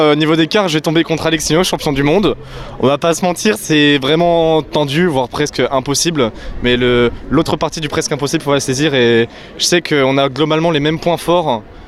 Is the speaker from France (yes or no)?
yes; Bordeaux, Nouvelle-Aquitaine, France; je viens de Bordeaux